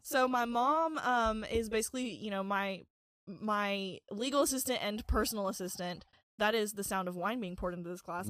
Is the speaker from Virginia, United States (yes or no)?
yes; Galax, Virginia, United States; I was born on December second, nineteen ninety in Galax, Virginia